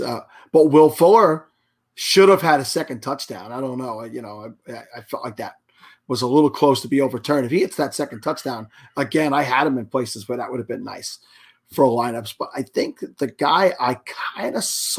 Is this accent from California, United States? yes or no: no; New York, United States; As a New Yorker